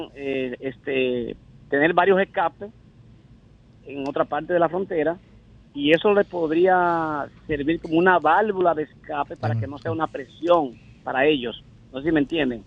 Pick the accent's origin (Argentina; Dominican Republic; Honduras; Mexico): Dominican Republic; yo en realidad como fronterizo, como abogado que conozco un poco la ley, como legislador